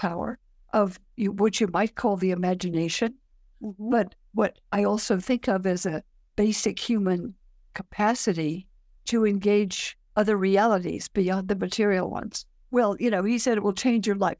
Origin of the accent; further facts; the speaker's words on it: Palo Alto, California, United States; growing up in Palo Alto, my father was a research biologist